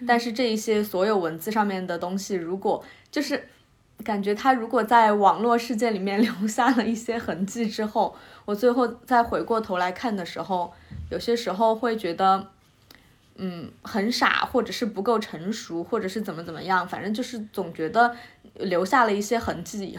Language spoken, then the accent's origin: Chinese; Sichuan, China; now in Beijing, China; 我是南方人，四川人。